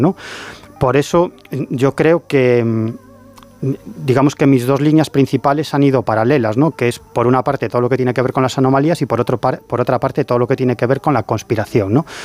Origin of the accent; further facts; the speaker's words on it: A Coruña, Galicia, Spain; yo soy de La Coruña